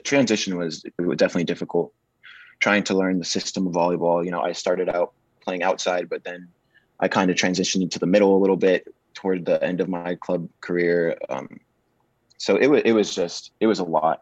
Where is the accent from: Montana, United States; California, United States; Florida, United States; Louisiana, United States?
Florida, United States; I'm from Florida, so the volleyball community for boys isn't very big